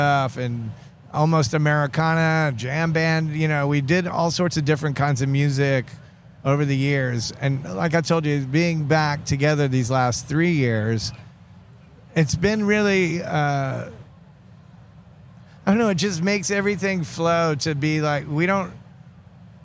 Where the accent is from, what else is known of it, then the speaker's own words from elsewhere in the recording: Atlanta, Georgia, United States; kids in the late 70s and growing up in Atlanta